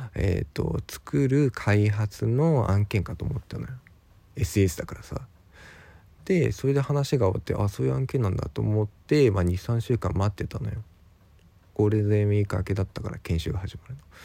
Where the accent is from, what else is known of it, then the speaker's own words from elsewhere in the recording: Ibaraki, Japan; moved away as an adult; also born or lived in Tokyo; 僕、出身が茨城